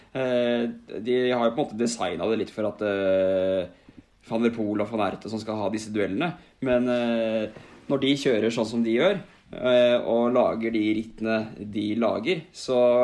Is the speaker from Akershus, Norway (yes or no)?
yes; Asker, Akershus, Norway; hjemme på Billingstad i Asker